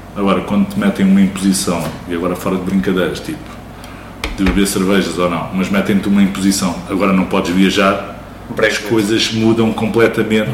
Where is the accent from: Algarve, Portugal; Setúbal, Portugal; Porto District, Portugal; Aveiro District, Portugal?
Setúbal, Portugal; Barreiro; moved away as an adult; also born or lived in Lisbon / United Kingdom; Originalmente do Barreiro, mas nasci em Lisboa, vim para o Barreiro porque os meus pais já cá moravam. Vivi durante grande parte da minha vida no Barreiro